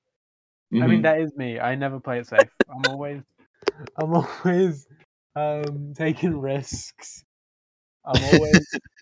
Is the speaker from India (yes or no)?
yes; India; I'm Indian, so I feel like we got a lot in common.